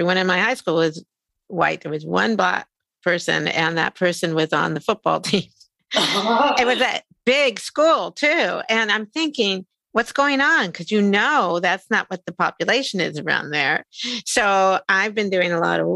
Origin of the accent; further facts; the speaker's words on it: United States; I grew up outside of Washington, D.C.